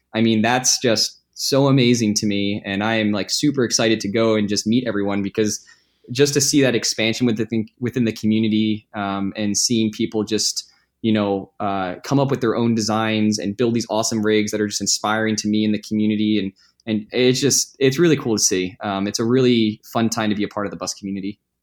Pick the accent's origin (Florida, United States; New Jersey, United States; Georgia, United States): New Jersey, United States; I grew up in Jersey